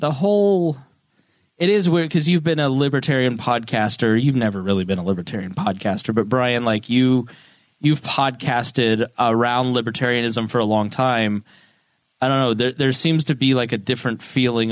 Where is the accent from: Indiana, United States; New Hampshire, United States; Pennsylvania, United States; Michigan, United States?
Indiana, United States; Plainfield; I grew up privileged in Plainfield. We had the sixth largest house in Hendricks County